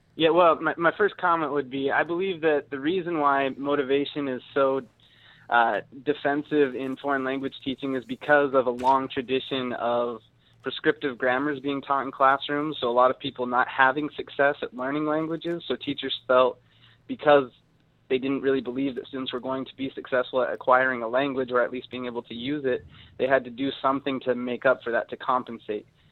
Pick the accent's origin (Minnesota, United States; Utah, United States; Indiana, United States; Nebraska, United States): Utah, United States; now in East Lansing, United States; I'm from Utah